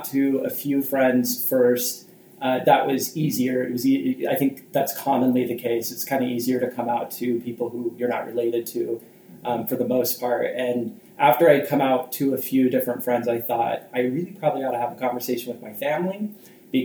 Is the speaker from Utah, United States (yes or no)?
yes; Salt Lake area, Utah, United States; I grew up in Utah in the Salt Lake area